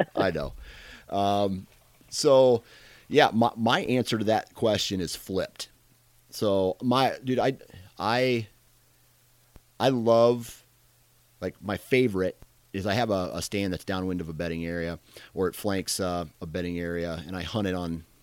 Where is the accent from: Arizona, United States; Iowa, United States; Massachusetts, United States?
Iowa, United States; I am from Iowa.